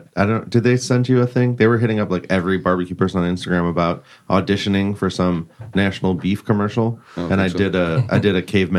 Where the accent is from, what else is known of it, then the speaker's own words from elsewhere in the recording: Northeast, United States; moved away; I grew up in the Northeast, so I drank a lot of Canadian beer.